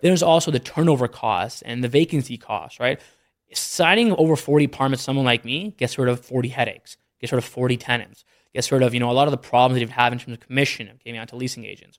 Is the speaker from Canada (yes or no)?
yes; Canada; moved away as an adult; also born or lived in Philadelphia, United States / Detroit, United States; now in Dallas, United States; I grew up in Canada pretty much my whole life